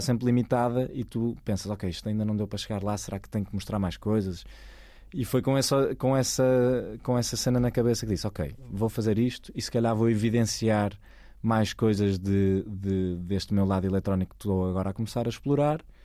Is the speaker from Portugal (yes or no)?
yes; Maia, Norte, Portugal; moved away as an adult; also born or lived in Porto; now in Lisbon, Portugal; nasci no Porto, nasci na, vivi na Maia quase metade da minha vida